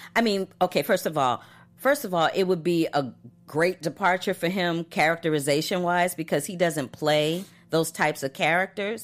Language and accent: English; St. Louis, Missouri, United States; moved away; in Saint Louis, Missouri